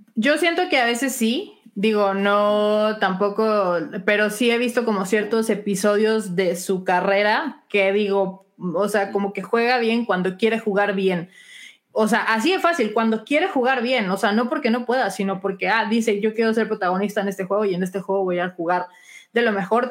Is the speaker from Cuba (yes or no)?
no; Chihuahua, Mexico; mi tierra natal de Chihuahua